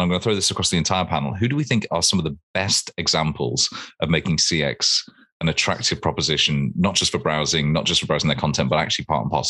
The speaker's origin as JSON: {"language": "English", "town": "Warrington", "region": "North West England", "country": "United Kingdom", "said": "I'm from Warrington"}